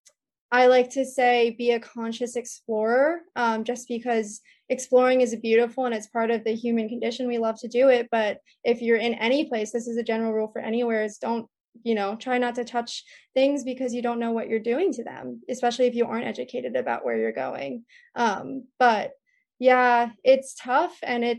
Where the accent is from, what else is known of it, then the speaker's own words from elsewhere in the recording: Jersey Shore, New Jersey, United States; moved away as an adult; now in Hawaii, United States; I grew up on the Jersey Shore